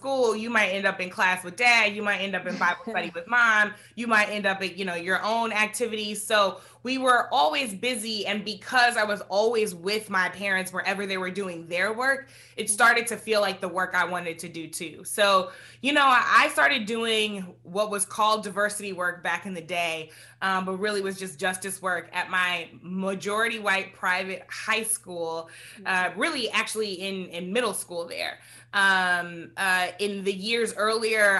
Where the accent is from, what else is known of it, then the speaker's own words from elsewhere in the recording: St. Louis, Missouri, United States; growing up in St. Louis is, you know, a mid-sized city with a small town feel